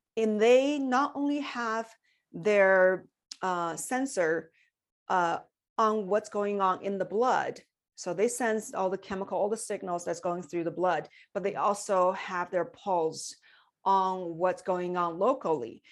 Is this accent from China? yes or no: yes; China; moved away as an adult; I came from China when I was twenty years old, so I had full education in China